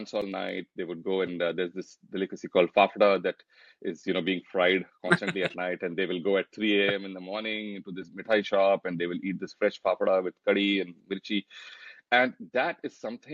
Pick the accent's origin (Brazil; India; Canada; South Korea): India; North India; moved away as an adult; also born or lived in Kerala; now in United States; I grew up in North India, so it's not like I was stuck in one corner of India without exposure.